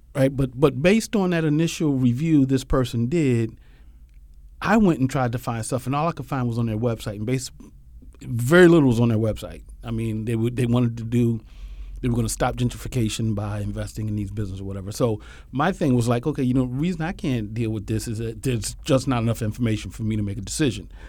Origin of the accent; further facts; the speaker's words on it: Philadelphia, Pennsylvania, United States; I was born and raised in Philly.